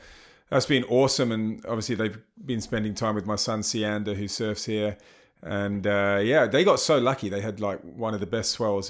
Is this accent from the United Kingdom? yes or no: yes; United Kingdom; now in South Africa; Yeah, I'm from the UK. Even though I still think I sound very English. Occasionally someone says, you sound South African. I've lived most of my life in South Africa.